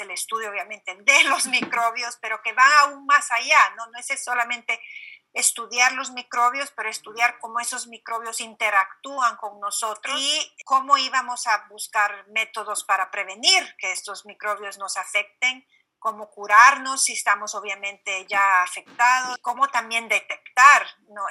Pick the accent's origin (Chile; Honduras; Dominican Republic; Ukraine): Honduras; moved away; creciendo en Honduras